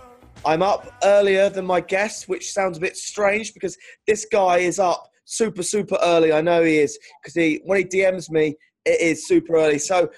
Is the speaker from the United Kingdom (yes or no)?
yes; Cornwall, South West England, United Kingdom; moved away as an adult; now in London, United Kingdom; I'm actually from Cornwall, which is 5 hours drive southwest. Wow. It's a tourist area, farm area, fishing area.